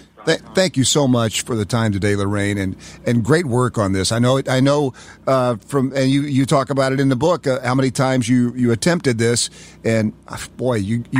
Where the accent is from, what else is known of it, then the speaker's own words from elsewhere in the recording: Knoxville, Tennessee, United States; I'm from Knoxville, Tennessee.